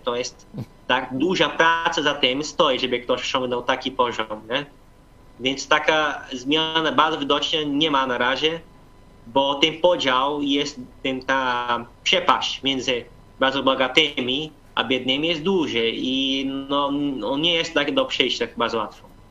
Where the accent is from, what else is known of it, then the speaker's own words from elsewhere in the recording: Brazil; now in Poland; 4000 albo 5000 to jest u nas duży kościół